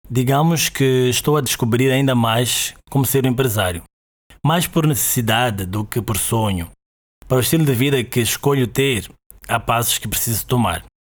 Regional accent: Maputo, Maputo City, Mozambique; Eu sou de Maputo, Moçambique, e é daqui onde te falo agora.

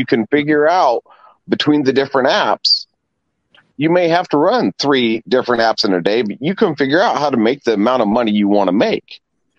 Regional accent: Indianapolis, Indiana, United States; I'm from Indy

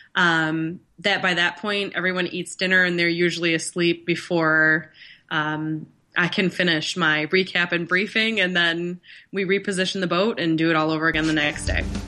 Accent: Northern Michigan, United States; growing up in Northern Michigan

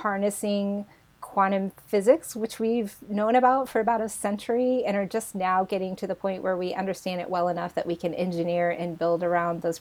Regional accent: rural Indiana, United States; moved away as an adult; now in Berkeley, California, United States; I grew up in rural Indiana

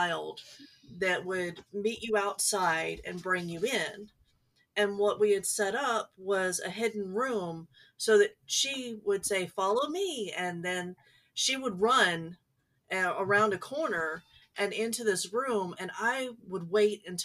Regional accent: Dallas, Texas, United States; moved away; I spent some of my time growing up in the Dallas area and still have family

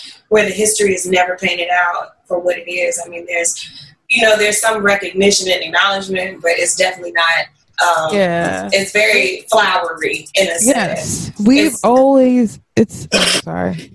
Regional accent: Isle of Wight County, Virginia, United States; I'm from Isle of Wight County

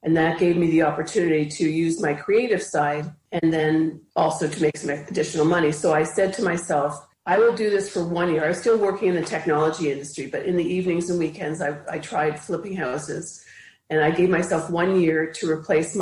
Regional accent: Ottawa, Ontario, Canada; also born or lived in Toronto, Canada; now in Cobourg, Canada; I grew up in Ottawa, which is the capital of Canada, for most of my life, for most of my childhood and part of my adult

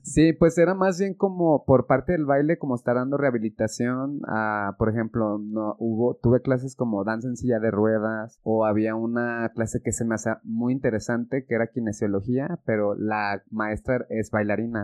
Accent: Mexico; soy mexicano y porque es donde yo he vivido y he estudiado

